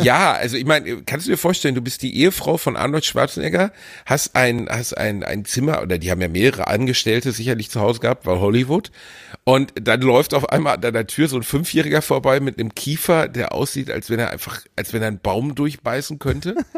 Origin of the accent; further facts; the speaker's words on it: Germany; so sind wir Deutsche halt